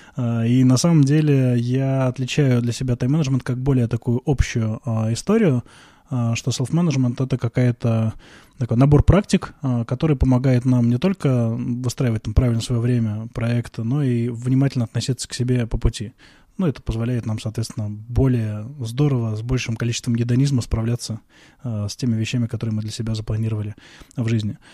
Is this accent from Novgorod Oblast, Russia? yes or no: yes; Veliky Novgorod, Novgorod Oblast, Russia; moved away as an adult; now in Moscow, Russia; я родился в Великом Новгороде, очень долго там жил, вот только недавно перебрался в Москву.